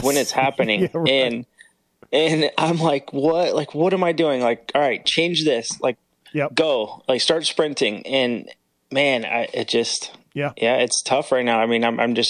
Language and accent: English; California, United States; moved away as an adult; now in Florida, United States; Growing up in Cali